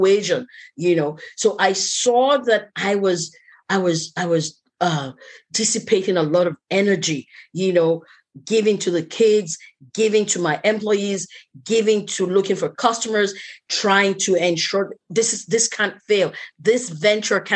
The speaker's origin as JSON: {"language": "English", "country": "Nigeria"}